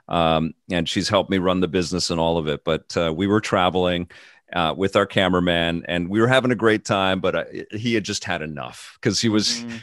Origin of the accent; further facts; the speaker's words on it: Canada; living in Canada and growing up in Canada